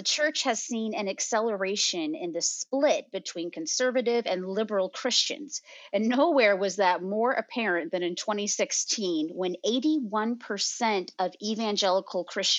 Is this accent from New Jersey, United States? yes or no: no; Lebanon, Illinois, United States; now in Nashville, Illinois, United States; I grew up also in southern Illinois, but in a different town closer to the St. Louis area. So it's called Lebanon.